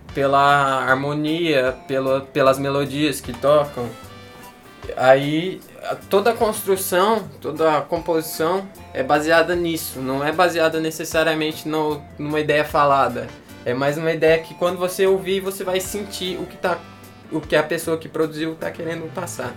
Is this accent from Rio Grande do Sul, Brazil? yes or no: no; Toledo, Paraná, Brazil; now in Tocantins, Brazil; eu morava no Paraná, nasci em Toledo